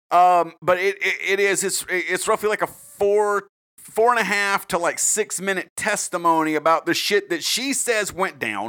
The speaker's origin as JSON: {"language": "English", "region": "South Carolina", "country": "United States", "said": "I'm from South Carolina"}